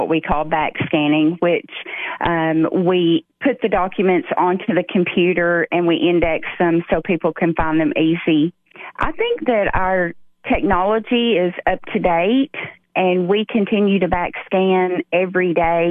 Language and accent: English; Putnam County, Tennessee, United States; I was born and raised in Putnam County